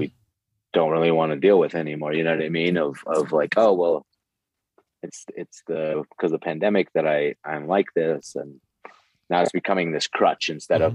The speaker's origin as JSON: {"language": "English", "town": "Santa Fe", "region": "New Mexico", "country": "United States", "moved": "as an adult", "said": "I I'm from Santa Fe, New Mexico, originally um, in the United States, and I lived here uh, till I was about 23."}